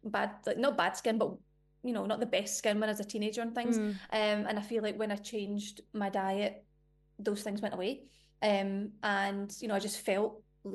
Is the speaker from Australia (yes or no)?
no; Scotland, United Kingdom; I'm Scottish